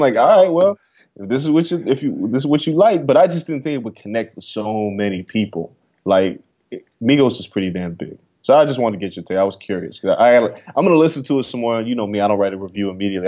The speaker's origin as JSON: {"language": "English", "town": "Las Vegas", "region": "Nevada", "country": "United States", "tie": "born or raised there", "moved": "yes", "said": "growing up in Vegas"}